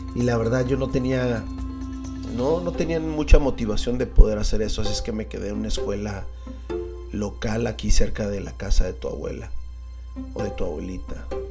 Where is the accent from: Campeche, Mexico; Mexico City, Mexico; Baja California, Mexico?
Baja California, Mexico; Tijuana; Yo nací aquí en Tijuana.